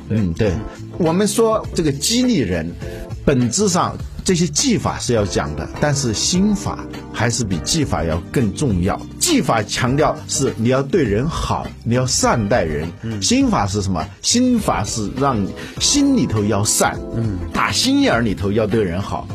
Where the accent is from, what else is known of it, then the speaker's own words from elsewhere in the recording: China; 我们中国人